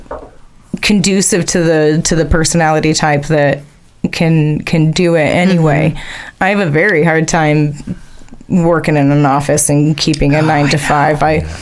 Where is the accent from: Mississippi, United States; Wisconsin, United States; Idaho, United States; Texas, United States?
Idaho, United States; Weiser; moved away as an adult; also born or lived in Nyssa, Oregon / Anchorage, Alaska / Payette, Idaho; now in Boise, United States; I grew up in Weezer, but I came here